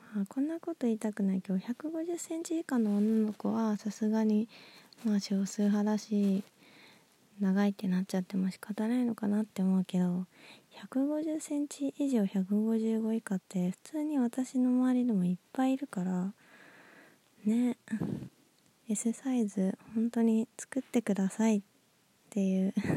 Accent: Nagoya, Aichi, Japan; moved away; 私の実 家は名古屋市内なんですけど

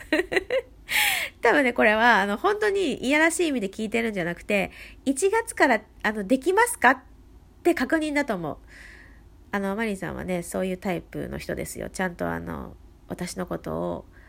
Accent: Gifu, Japan; moved away; 私の故郷、生まれふるさとですね、えー、岐阜県から

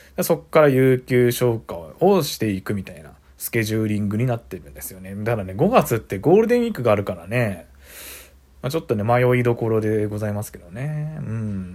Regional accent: Saitama, Japan; moved away as an adult; now in Suita, Japan; 実家が埼玉県なんで

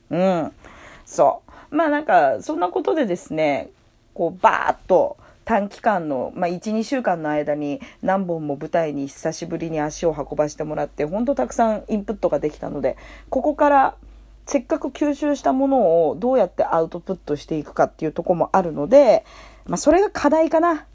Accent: Tokyo, Japan; 生まれも育ちも東京

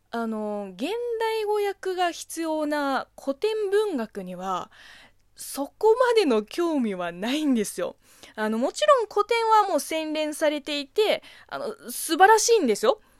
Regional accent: China; Japanese is a second language; この番組は中国生まれ中国育ちの私、むいむいがあなたの質問に答えていく

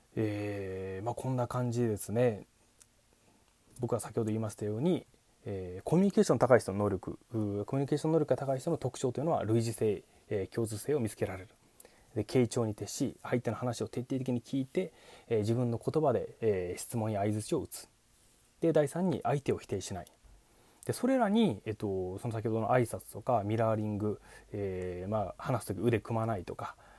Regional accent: Kochi, Japan; 僕出身高知県なんですけれども

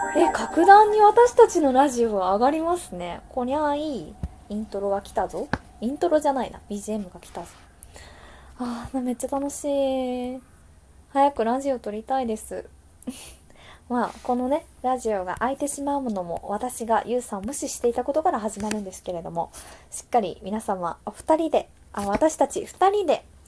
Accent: Wakayama, Japan; also born or lived in Ginza, Tokyo; now in Tokyo, Japan; 和歌山出身の私なんですがここ銀座の小料理屋で女将修行をしています

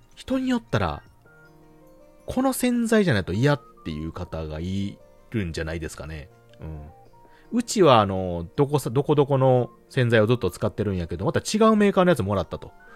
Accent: Hyogo, Japan; うちの地元ではあの、そうめん

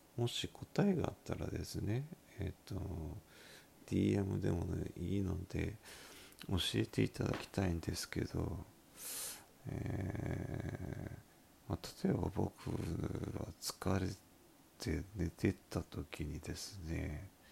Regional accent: Miyazaki, Japan; accent: Miyazaki dialect; 私の拙い宮崎弁

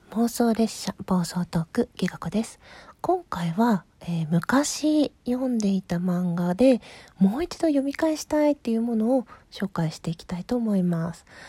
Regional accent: Asahikawa, Hokkaido, Japan; 北海道の旭川市出身

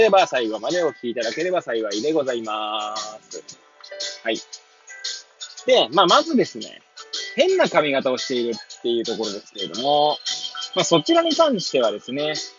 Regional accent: Hachioji, Tokyo, Japan; moved away as an adult; now in Kamaishi, Japan; 八王子生まれ、八王子育ち、震災の前の年から釜石で働くポンコツ

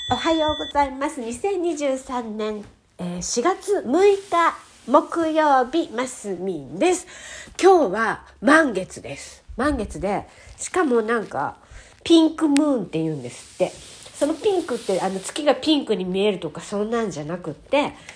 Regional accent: Japan; 日本人に生まれて

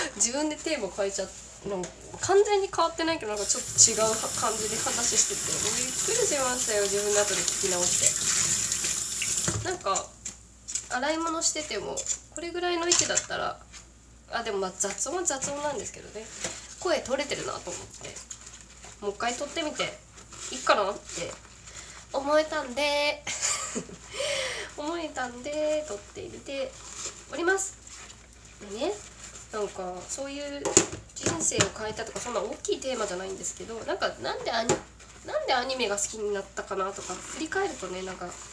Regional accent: Kagoshima, Japan; 私鹿児島出身なんですけどね

